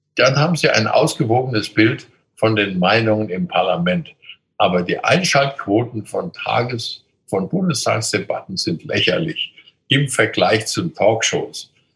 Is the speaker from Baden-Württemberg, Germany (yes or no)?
no; Coburg, Bavaria, Germany; In meiner Jugend bin ich in der Stadt Coburg jeden Tag zum Gymnasium gegangen durch die Mohrenstraße